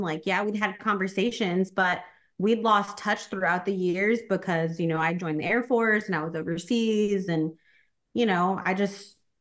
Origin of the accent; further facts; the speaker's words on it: Corpus Christi, Texas, United States; moved away as an adult; I was born in Corpus Christi, Texas